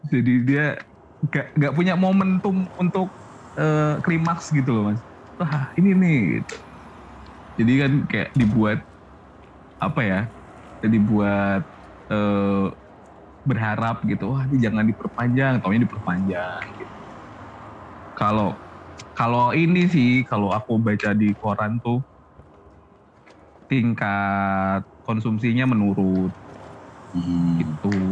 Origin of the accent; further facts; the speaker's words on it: Tanjung Priok, Jakarta, Indonesia; now in Semarang, Indonesia; Dari ini Priuk